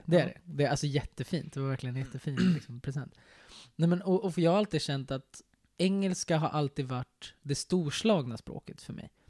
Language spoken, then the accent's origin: Swedish; Sweden; jag är svensk